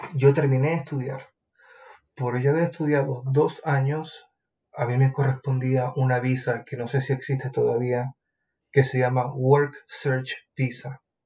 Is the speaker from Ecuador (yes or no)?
no; Maracaibo, Zulia, Venezuela; moved away as an adult; now in New Zealand; Yo vengo de Maracaibo, se llama la ciudad, en Venezuela